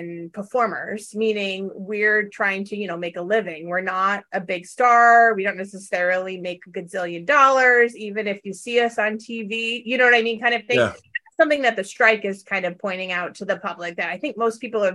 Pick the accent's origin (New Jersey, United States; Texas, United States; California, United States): California, United States; Valley girl, Southern; now in New York, United States; I'm from Southern California and I'm a Valley girl. So, but I have lived here now, you know, quite a long time